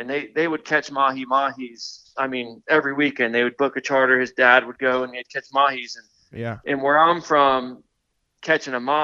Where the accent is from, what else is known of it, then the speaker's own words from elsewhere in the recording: Yankeetown, Florida, United States; I'm from the Gulf Coast of Florida. I grew up in a place called, like, near Yankeetown